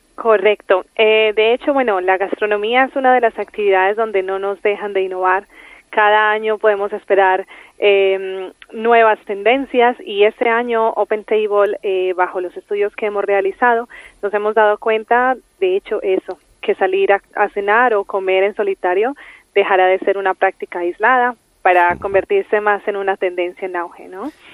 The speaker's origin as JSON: {"language": "Spanish", "country": "Colombia", "said": "Yo soy colombiana."}